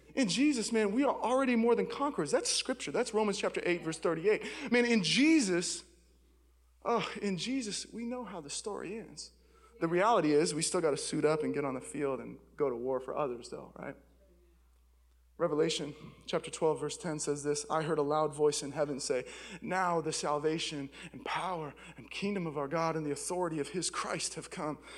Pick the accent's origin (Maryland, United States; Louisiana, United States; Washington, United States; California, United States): Washington, United States; Seattle; I'm from Seattle.